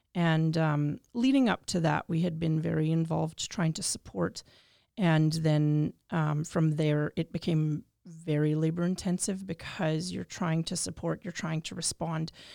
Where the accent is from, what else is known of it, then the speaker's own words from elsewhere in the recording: Regina, Saskatchewan, Canada; I'm born and raised in Regina, Treaty Four territory